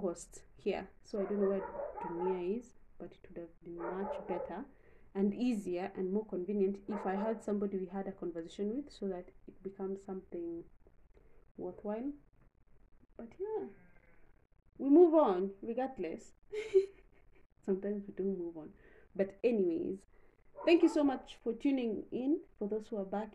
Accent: Kenya; being Kenyan

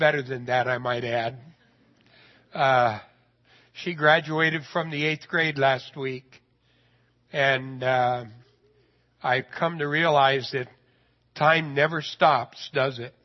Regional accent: Idaho, United States; I'm a redneck from Idaho.

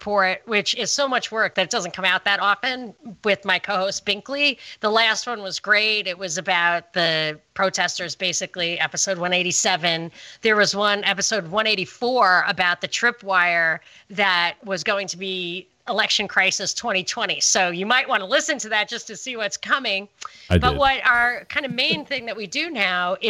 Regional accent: New York, United States; I'm from New York

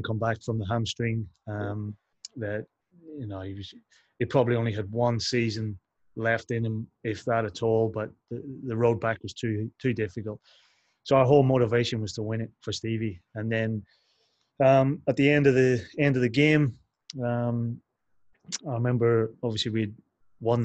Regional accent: Derry, Northern Ireland, United Kingdom; also born or lived in England; now in Australia; as a kid growing up in Northern Ireland

